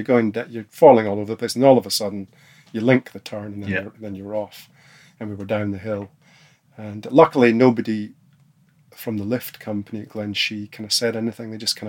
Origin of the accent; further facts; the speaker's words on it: Aberdeen, Scotland, United Kingdom; In Aberdeen.